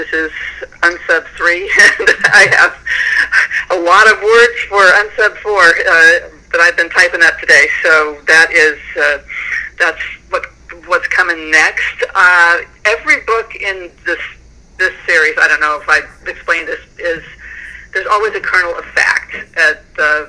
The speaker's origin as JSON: {"language": "English", "town": "Oklahoma City", "region": "Oklahoma", "country": "United States", "said": "I am originally from Oklahoma City"}